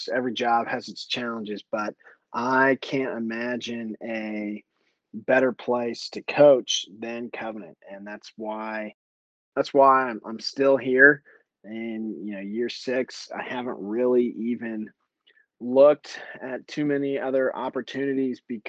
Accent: Texas, United States; moved away as an adult; also born or lived in Anchorage, Alaska; I was from Texas, born and raised

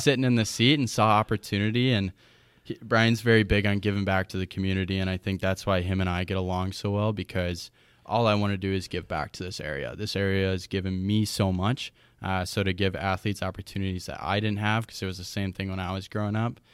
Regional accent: Chippewa Falls, Wisconsin, United States; I'm originally from Chippewa Falls, Wisconsin. Uh, I grew up here

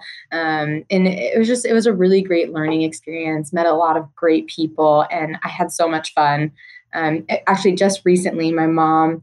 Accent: New Jersey, United States; moved away; also born or lived in Tennessee; I grew up right outside New York City in New Jersey

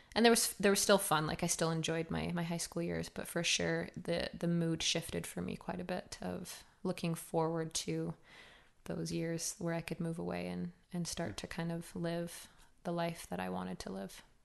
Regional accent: Cardston, Alberta, Canada; I was born in Cartston, Alberta, small little farm town

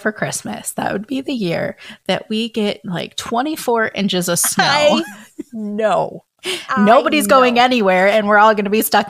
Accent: Michigan, United States; also born or lived in Georgia; ever since I can remember when we moved from Georgia to Michigan, I was eight years old.

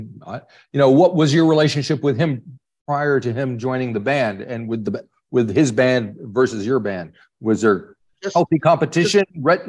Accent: United States; accent: American; moved away; You can tell my accent is American

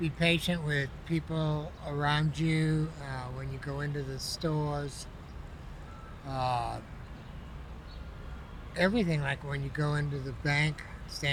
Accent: Maine, United States; now in New York, United States; originally from Maine

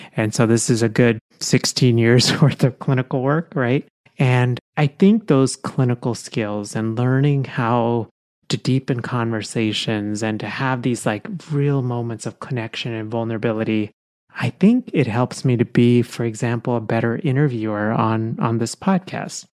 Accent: India; now in United States; I was born in India, but, you know, so I have my Indian passport, but I'm also a U S citizen

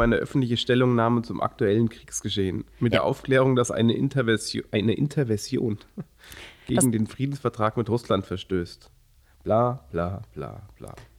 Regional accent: Germany; als Deutsche

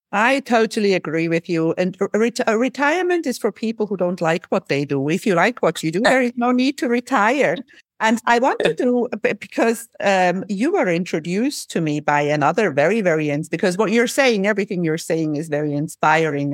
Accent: Switzerland; I'm from Switzerland

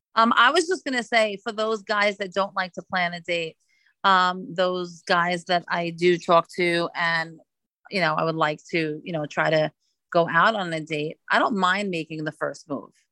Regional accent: New York City, New York, United States; moved away as an adult; now in West Palm Beach, United States; I am originally from Brooklyn, New York, but living in South Florida for 17 years.

